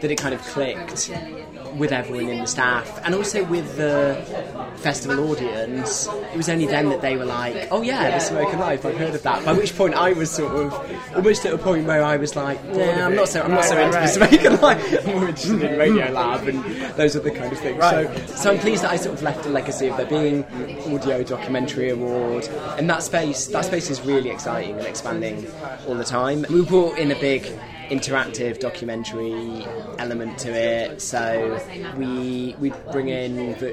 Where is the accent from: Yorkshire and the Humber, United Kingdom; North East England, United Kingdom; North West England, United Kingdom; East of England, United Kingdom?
Yorkshire and the Humber, United Kingdom; Leeds; moved away; also born or lived in Cambridge; growing up in Leeds